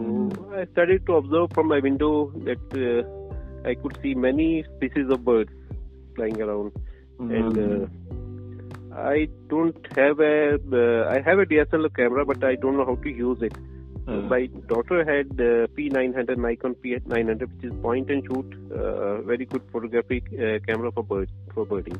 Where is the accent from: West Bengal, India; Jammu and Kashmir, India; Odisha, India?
Jammu and Kashmir, India; Srinagar; I'm born and brought up in Srinagar, Kashmir.